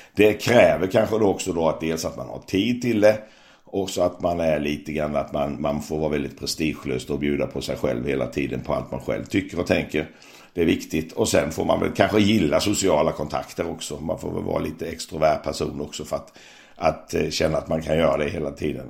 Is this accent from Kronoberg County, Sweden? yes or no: yes; Växjö, Kronoberg County, Sweden; jag är ju uppvuxen i Växjö, smålänning